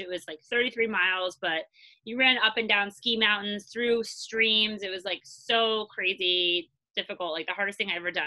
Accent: Long Island, New York, United States; moved away as an adult; now in Brooklyn, United States; I I grew up in Long Island.

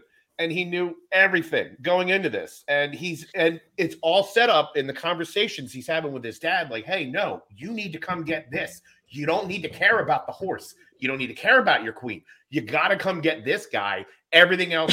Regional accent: Philadelphia, Pennsylvania, United States; me growing up in Philly

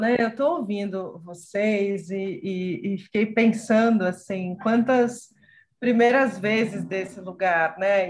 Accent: São Paulo, Brazil; eu sou nascida e criada em São Paulo

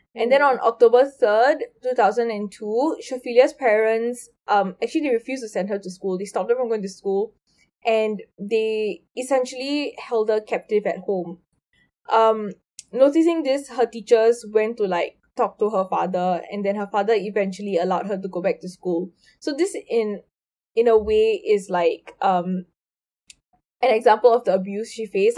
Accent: India; I'm Indian

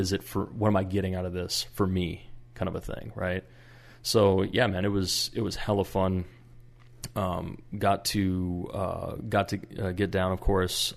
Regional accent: Minnesota, United States; I'm from Minnesota

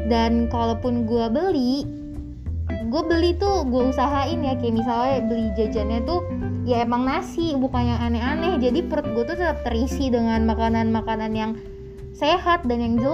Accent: North Sumatra, Indonesia; gue nih kan orang Batak ya

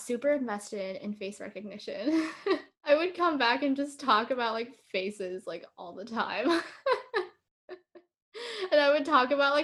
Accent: Bay Area, California, United States; moved away; growing up in the Bay Area, like everyone is very STEM oriented

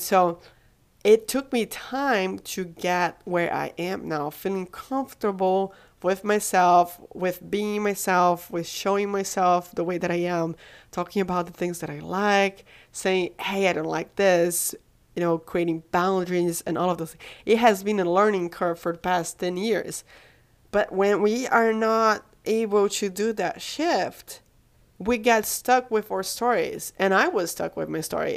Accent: Brazil; moved away; I'm from Brazil

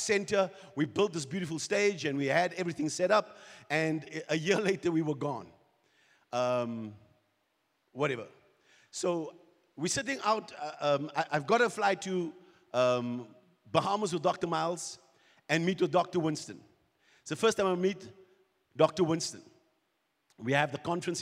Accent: South Africa; We're from South Africa. We're Kingdom Life Embassy

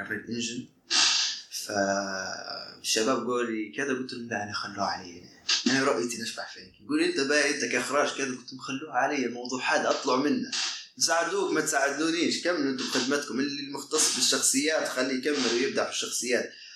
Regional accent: Libya; وانا ليبي

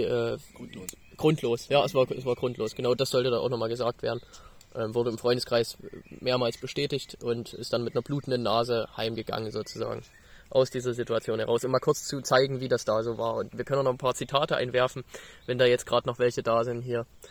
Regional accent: the East, East Germany, Germany; Wir kommen aus dem Osten

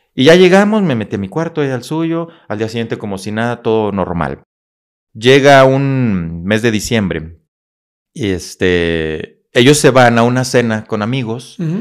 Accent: Saltillo, Coahuila, Mexico; moved away as an adult; also born or lived in Monclova, Coahuila / Monterrey / Torreón; now in Querétaro, Mexico; Vengo de Monclova, Coahuila, una pequeña ciudad de Coahuila, precisamente, Monclova. Ahí crecí hasta la primaria completamente. Después ya me paso a Saltillo, que generalmente la gente dice es que es de Saltillo. Sí, porque ahí estuve la mayor parte de mi vida

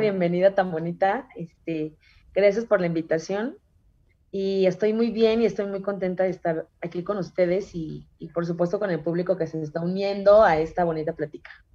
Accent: State of Mexico, Mexico; yo soy originaria del Estado de México

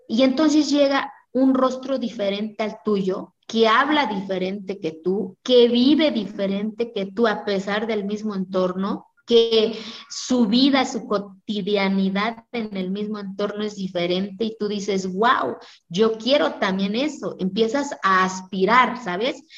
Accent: Santa María Quiegolani, Oaxaca, Mexico; Spanish is a second language; moved away; de hablar una lengua diferente al español y de decir que soy de Kiegolán

